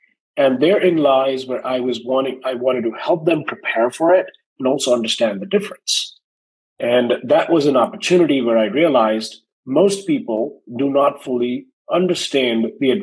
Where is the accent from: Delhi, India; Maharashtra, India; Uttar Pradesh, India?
Delhi, India; New Delhi; moved away as an adult; now in United States; I was born and raised in India, New Delhi.